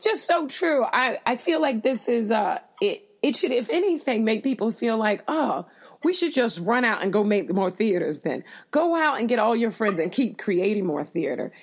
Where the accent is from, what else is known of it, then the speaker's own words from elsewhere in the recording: Florida, United States; moved away; I grew up in Florida